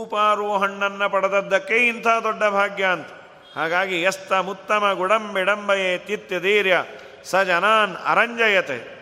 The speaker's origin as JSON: {"language": "Kannada", "town": "Bengaluru", "region": "Karnataka", "country": "India"}